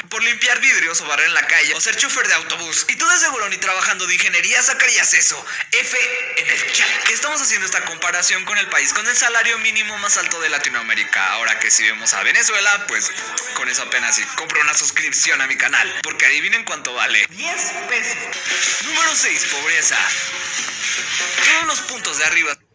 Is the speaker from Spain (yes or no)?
no; Mexico; hablo mucho de México, pero pues soy de ahí